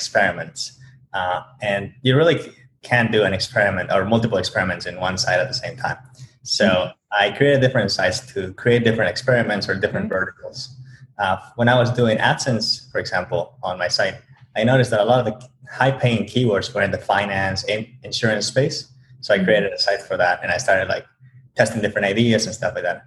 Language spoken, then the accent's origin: English; Bolivia; moved away as an adult; now in United States; originally from Bolivia. I came to the U.S. a few years ago